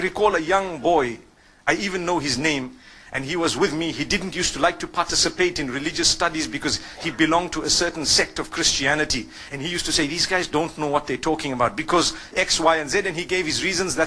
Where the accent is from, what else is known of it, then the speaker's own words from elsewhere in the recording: Zimbabwe; I grew up in Zimbabwe.